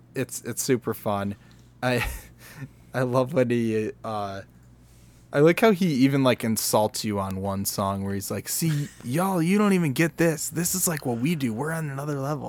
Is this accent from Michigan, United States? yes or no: yes; Michigan, United States; we're from Michigan.